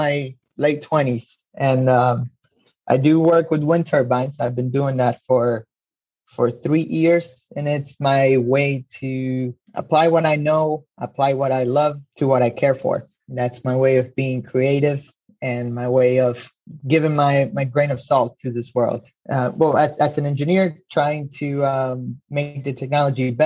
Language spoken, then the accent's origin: English; Uruguay; I am from Uruguay.